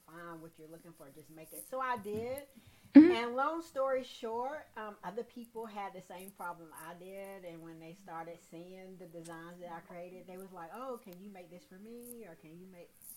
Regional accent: Salisbury, North Carolina, United States; also born or lived in Greensboro, North Carolina; born and raised in Salisbury.

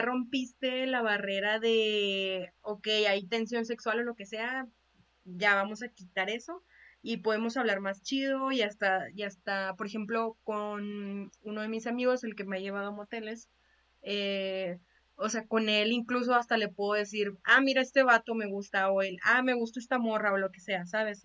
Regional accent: Chihuahua, Mexico; tú y yo somos de Chihuahua

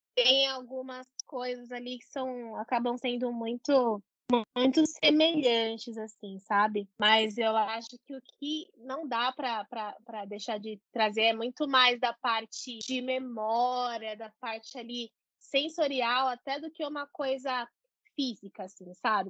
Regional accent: Brazil; a gente é brasileiro

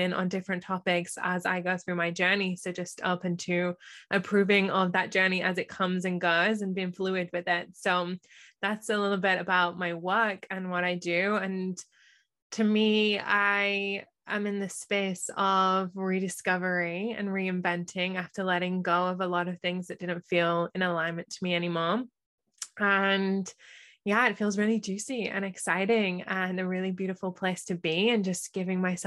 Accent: England, United Kingdom; moved away as an adult; also born or lived in United States; I am from England. I have just spent the last 4 years living in America, and now I'm a little bit nomadic

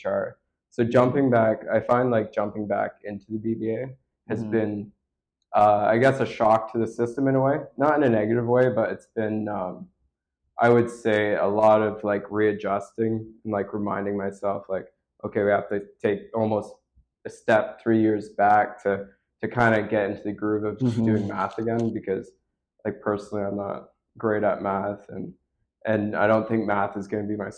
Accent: Tyendinaga Mohawk Territory, Ontario, Canada; I came from Titanega Mohawk territory, which is a reserve kind of like between Napanee and Belleville

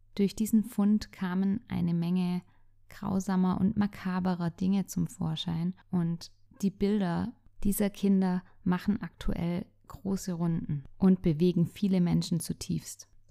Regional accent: Germany; bei uns in Deutschland

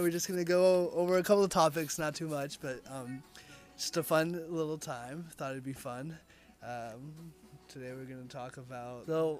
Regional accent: Oregon, United States; born or raised there; also born or lived in California

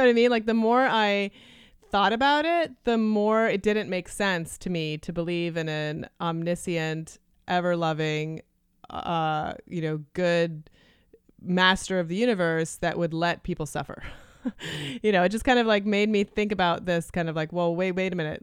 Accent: Canada; first language Lithuanian; English is a second language; moved away; I was born in Canada, and my parents were, um, refugees from Lithuania

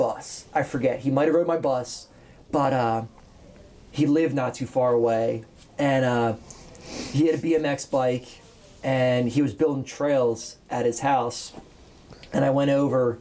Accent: Coatesville, Pennsylvania, United States; I was like 13, and I'm from Coatesville, and we had three middle schools

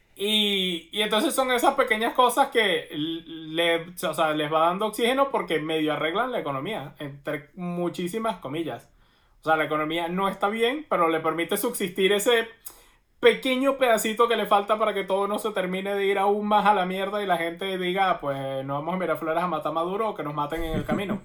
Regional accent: Venezuela; moved away

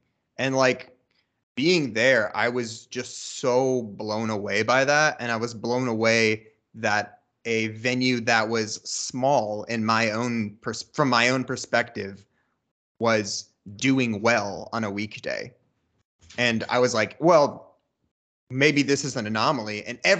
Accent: Dayton, Ohio, United States; now in Columbus, United States; Well, I'm not from Columbus. I'm from Dayton. And if you're not from Ohio, that's between Columbus and Cincinnati. Yep. And that's where I grew up.

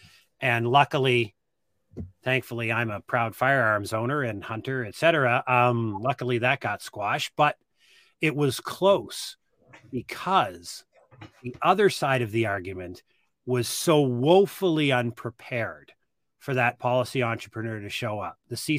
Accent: Austin, Texas, United States; How far could we push the population before y'all came for a drive to my hometown

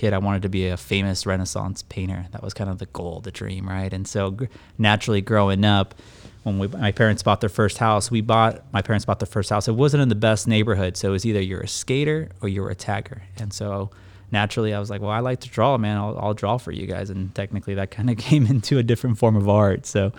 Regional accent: Escondido, California, United States; I'm 32 years old. I live here in the city of sunny San Diego, specifically Escondido. I was raised here in Escondido.

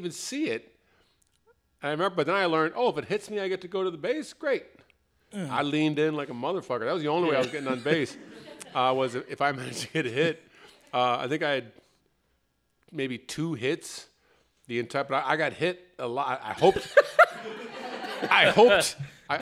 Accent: Chicago, Illinois, United States; I'm from Chicago. And I grew up, I was a Cubs fan rather than a Sox fan just by virtue of where I grew up

